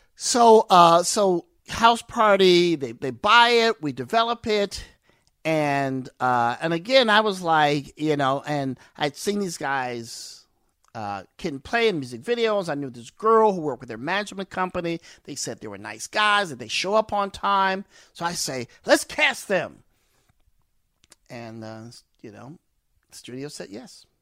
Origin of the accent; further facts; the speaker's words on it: East St. Louis, Illinois, United States; growing up in East Saint Louis, East Saint Louis is rough, rugged, and raw